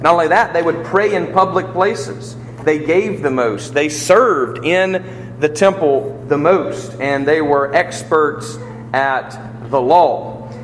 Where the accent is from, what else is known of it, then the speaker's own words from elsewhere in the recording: United States; I'm an American